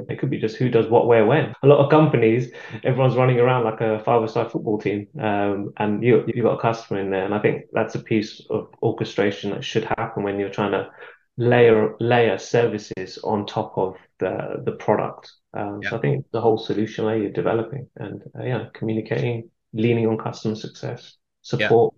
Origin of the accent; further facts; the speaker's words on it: London, United Kingdom; moved away as an adult; now in Warwickshire, United Kingdom; I've been living here for about 10 years. I'm from London